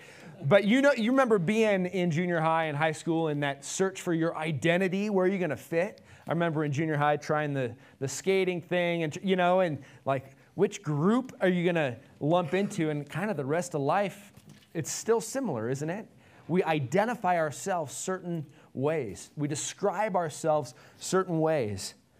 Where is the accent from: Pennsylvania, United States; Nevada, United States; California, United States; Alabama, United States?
Nevada, United States; Nevadan? Is that part of who you are? I was born and raised here.